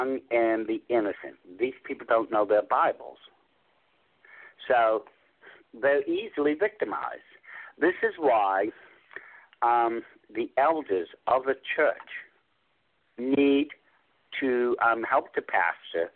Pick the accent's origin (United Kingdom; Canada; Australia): United Kingdom; England; I'm from Europe. You know, I'm from England.